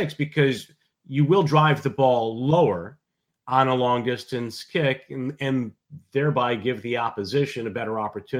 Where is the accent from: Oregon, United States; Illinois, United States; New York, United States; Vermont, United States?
New York, United States; Central; now in New England, United States; I was born in Central New York and bred as a Mets fan.